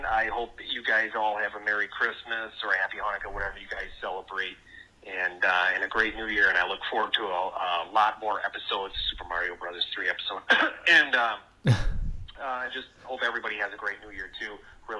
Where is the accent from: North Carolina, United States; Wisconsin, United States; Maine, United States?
Wisconsin, United States; moved away; And then this goes back to my being from Wisconsin days, if you can't tell by my accent.